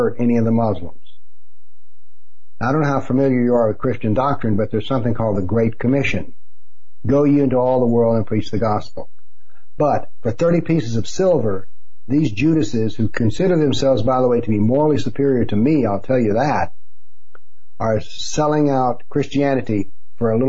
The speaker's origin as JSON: {"language": "English", "region": "the South", "country": "United States", "said": "I'm from the South"}